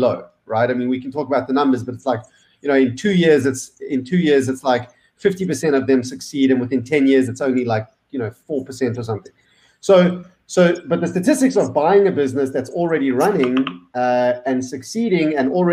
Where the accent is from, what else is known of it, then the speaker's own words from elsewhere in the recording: South Africa; moved away as an adult; also born or lived in Australia / Indonesia / Switzerland; now in United States; I grew up in South Africa